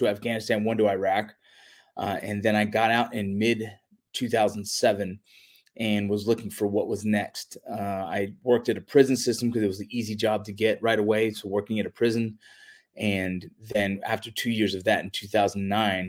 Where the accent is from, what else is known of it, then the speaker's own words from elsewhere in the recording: Los Angeles, California, United States; I grew up in the San Fernando Valley